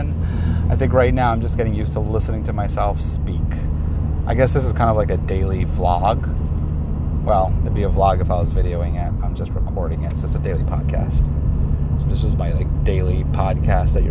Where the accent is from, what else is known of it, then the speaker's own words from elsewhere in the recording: New York City, New York, United States; also born or lived in Manhattan; born in Manhattan, raised in Queens